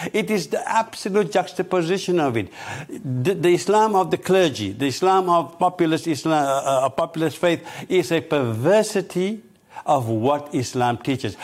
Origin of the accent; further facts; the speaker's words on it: South Africa; now in United Kingdom; I'm originally from South Africa